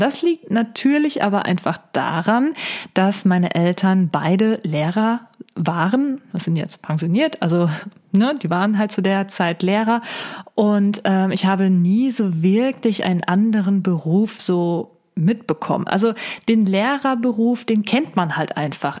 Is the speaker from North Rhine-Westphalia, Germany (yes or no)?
yes; Siegen, North Rhine-Westphalia, Germany; also born or lived in Wuppertal; bin ich zuerst in die Uni Siegen gegangen und ähm, weil die halt äh, in meiner Heimat ist.